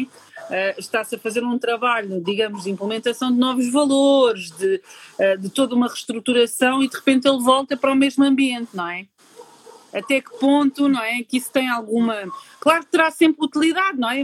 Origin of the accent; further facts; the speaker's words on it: Portugal; eu sou aqui de Portugal